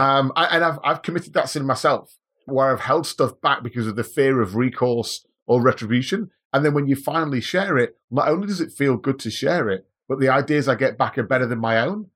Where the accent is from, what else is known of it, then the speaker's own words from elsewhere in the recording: Manchester, North West England, United Kingdom; moved away as an adult; now in Australia; Manchester originally. So I'm a, I'm a English guy, born and bred, came to Australia in two thousand and three